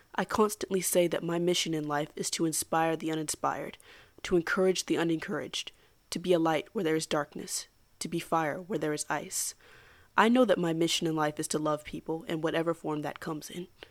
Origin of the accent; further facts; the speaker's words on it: United States; as an American